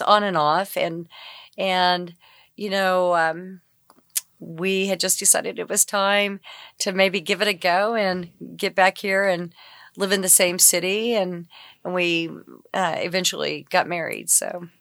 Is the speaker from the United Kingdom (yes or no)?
no; Enid, Oklahoma, United States; also born or lived in Shawnee, Oklahoma; now in Oklahoma City, United States; I grew up in Enid, but, you know, this is my home now